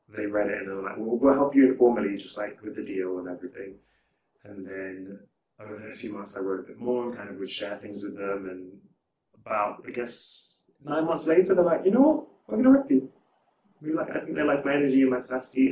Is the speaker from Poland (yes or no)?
no; United Kingdom; being a Brit, a black Brit in LA feels enfranchising